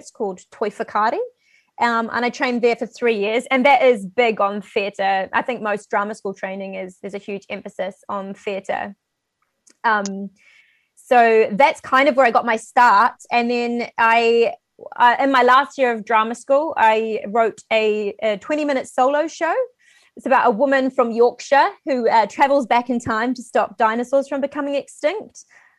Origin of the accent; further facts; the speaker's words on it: New Zealand; moved away as an adult; now in United Kingdom; So I was born and raised in New Zealand, and I've been living in the UK for 6 years now. But I have British grandparents. So a little bit of both, but mainly Kiwi, I would say.